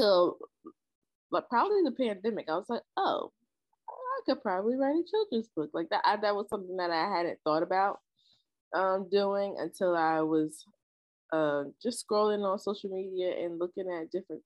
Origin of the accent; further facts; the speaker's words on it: Trenton, New Jersey, United States; I am from Trenton, New Jersey, born and raised.